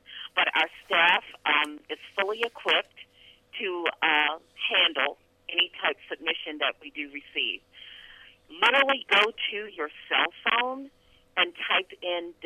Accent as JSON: {"language": "English", "town": "Baltimore", "region": "Maryland", "country": "United States", "tie": "born or raised there", "said": "My hometown is Baltimore, Maryland"}